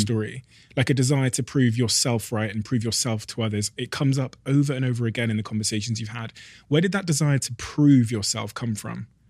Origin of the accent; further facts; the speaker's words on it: Botswana; I was born in Botswana in Africa